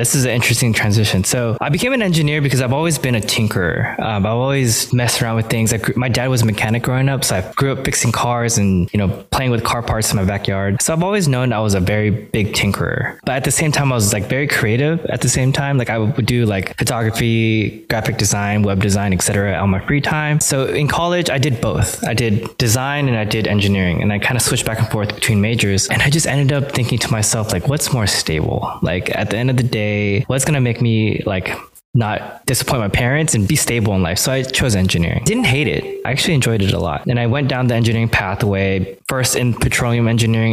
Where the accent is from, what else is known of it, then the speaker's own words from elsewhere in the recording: Los Angeles, California, United States; I grew up in LA, Hawthorne, Inglewood, to be exact